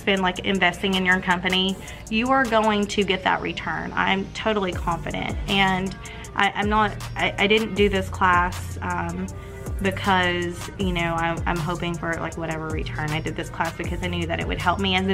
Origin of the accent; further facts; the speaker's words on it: Tennessee, United States; I'm from Tennessee